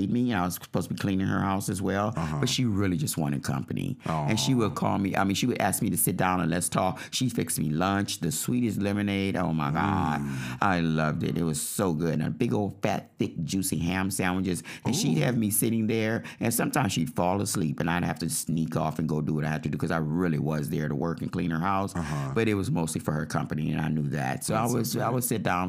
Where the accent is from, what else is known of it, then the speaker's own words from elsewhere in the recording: New Orleans, Louisiana, United States; I was born in New Orleans, and we weren't the richest.